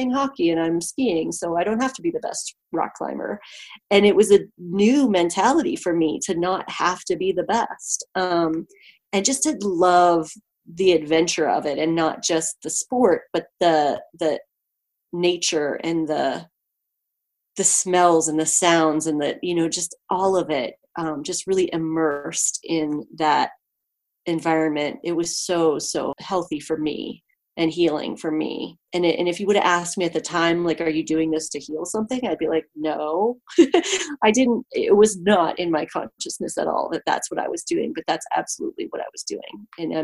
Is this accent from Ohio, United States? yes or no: yes; Ohio, United States; moved away as an adult; also born or lived in Colorado / California; I grew up in Ohio and there's great trees there.